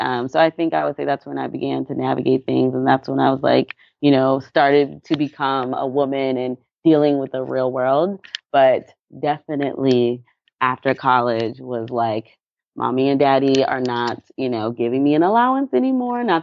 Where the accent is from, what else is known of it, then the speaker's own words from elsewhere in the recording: Anniston, Alabama, United States; also born or lived in Dallas; My mom, we were in um, Anniston, like eh, which is closer to I guess Birmingham, Alabama.